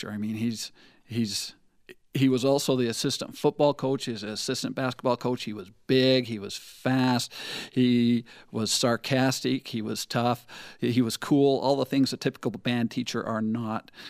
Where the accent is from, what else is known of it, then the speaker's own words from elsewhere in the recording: Eastland, Utah, United States; I am from Eastland, Utah, which is a suburb of Monticello, Utah.